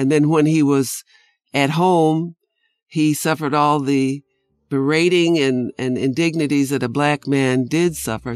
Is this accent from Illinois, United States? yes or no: yes; North Shore of Chicago, Illinois, United States; I was born on the North Shore in a wealthy enclave north of the city of Chicago